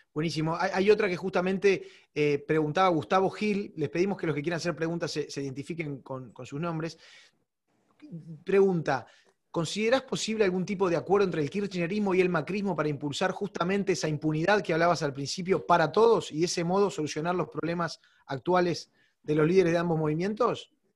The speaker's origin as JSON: {"language": "Spanish", "country": "Uruguay", "said": "como uruguayo"}